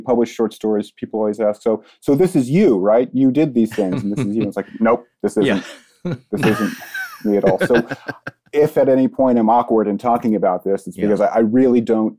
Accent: Ohio, United States; I'm from Ohio, which seems to be a particularly haunted state.

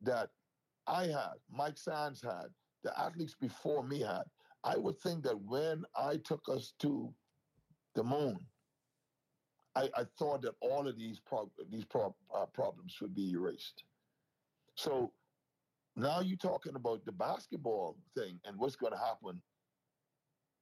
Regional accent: Bahamas; our country's first Olympic medal in an independent Bahamas

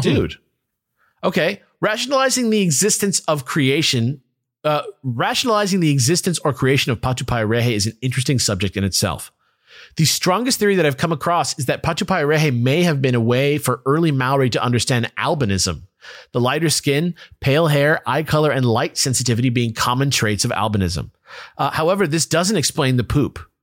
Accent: United States; as an American

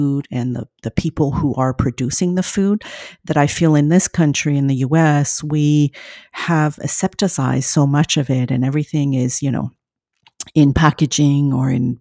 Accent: France; moved away; I grew up in France

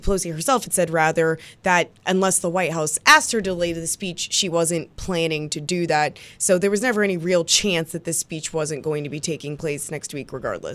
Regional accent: Kansas City, United States; It's my hometown team

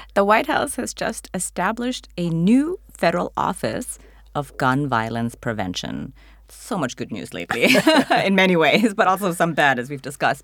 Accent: United States; as an American

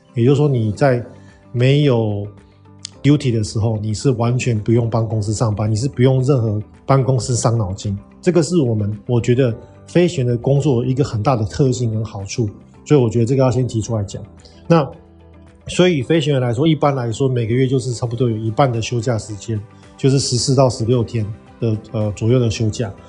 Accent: Taiwan; moved away as an adult; 我们是台湾人嘛

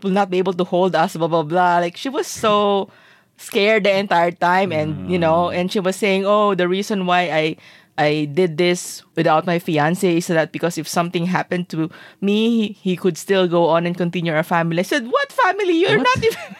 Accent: Zamboanga City, Zamboanga Peninsula, Philippines; this is actually an island in my hometown

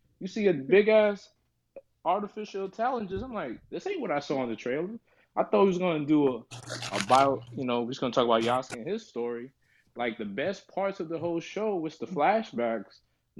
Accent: New York City, New York, United States; you can call me …. I'm from the Bronx.

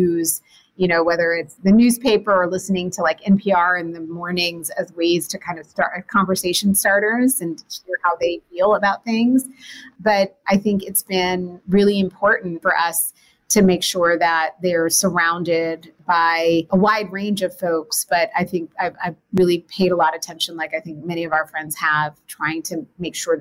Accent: New Jersey, United States; We grew up in the New Jersey area

